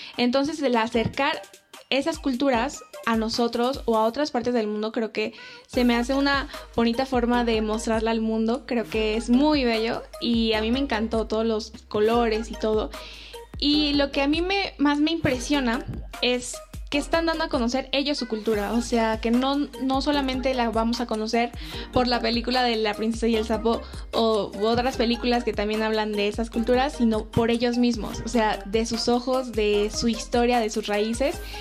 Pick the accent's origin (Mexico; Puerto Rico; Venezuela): Mexico; nosotros como mexicanos